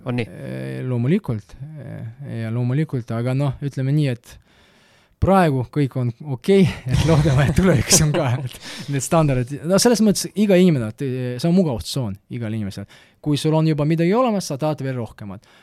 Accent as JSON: {"language": "Estonian", "town": "Tartu", "region": "Tartu County", "country": "Estonia", "tie": "born or raised there", "also_born_or_lived": "Malta", "second_language": "Estonian", "said": "see on minu kodulinn"}